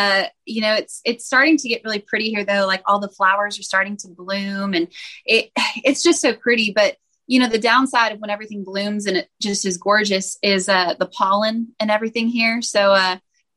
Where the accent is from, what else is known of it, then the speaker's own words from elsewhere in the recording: Bakersfield, California, United States; I'm from Bakersfield, California.